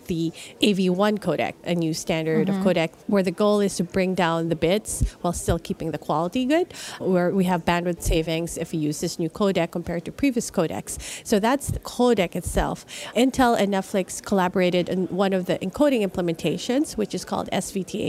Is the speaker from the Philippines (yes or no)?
yes; Philippines; moved away; I'm originally from the Philippines